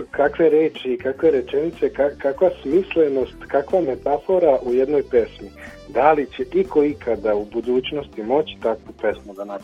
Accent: Mladenovac, Belgrade, Serbia; moved away as an adult; now in Bijeljina, Bosnia and Herzegovina; rođen u Mladenovcu u Šumadiji, tamo završio osnovnu srednju školu

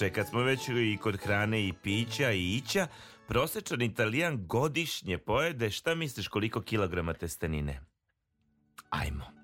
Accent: Bosnia & Herzegovina; kod nas je u, u Bosni

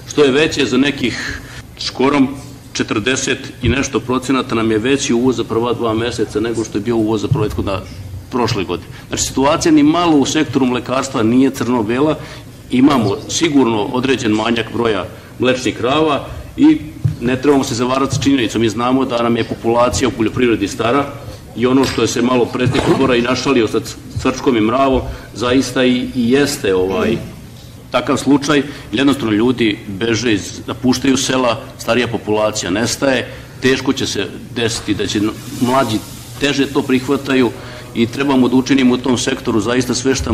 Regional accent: Vojvodina, Serbia; Ja dolazim iz Vojvodine

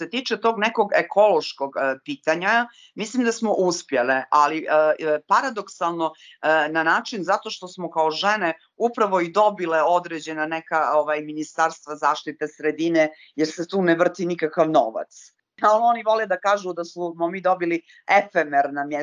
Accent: Montenegro; ovdje kod nas, kod nas u Crnoj Gori

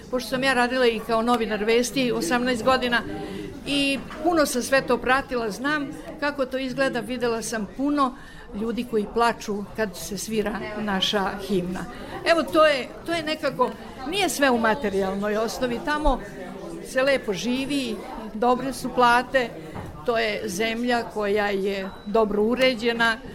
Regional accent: Novi Sad, Vojvodina, Serbia; now in Switzerland; da ja mogu da uživam u mom Novom Sadu

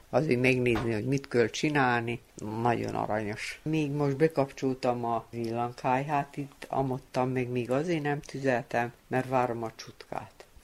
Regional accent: Feketić, Vojvodina, Serbia; born there; Hegyesén születtem, Dedreába, miután fő, itt fejeztem be a osztályt.

